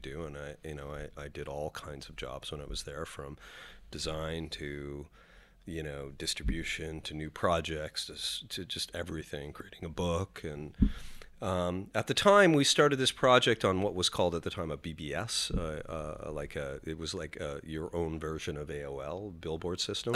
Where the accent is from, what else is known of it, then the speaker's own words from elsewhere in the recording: Canada; moved away as an adult; now in New York, United States; identify as a Canadian